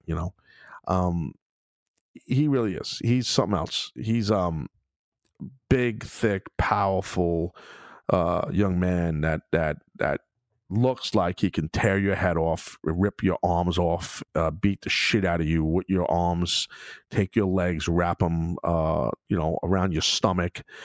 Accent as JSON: {"language": "English", "town": "New York City", "region": "New York", "country": "United States", "tie": "born or raised there", "said": "in Brooklyn, in my hometown"}